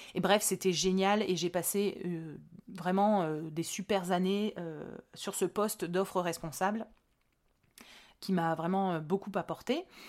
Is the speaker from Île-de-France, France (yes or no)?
no; Hauts-de-France, France; je suis des Hauts-de-France